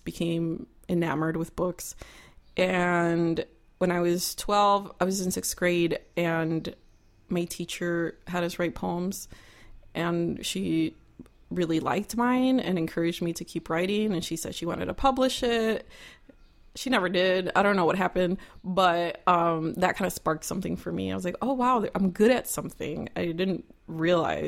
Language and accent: English; Cicero, Illinois, United States; I grew up in Cicero, which is basically Chicago, on Cicero and Cermak